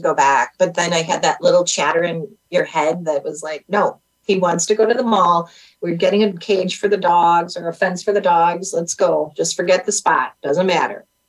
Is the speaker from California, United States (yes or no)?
no; Wisconsin, United States; we're from Wisconsin